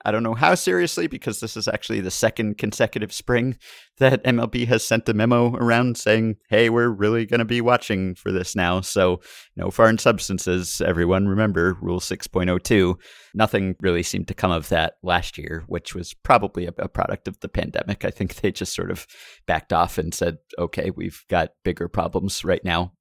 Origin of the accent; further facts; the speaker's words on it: New York, United States; I grew up in New York